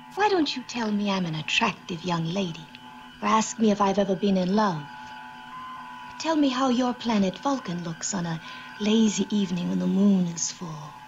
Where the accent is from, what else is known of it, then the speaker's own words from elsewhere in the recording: Utah, United States; where we grew up in Utah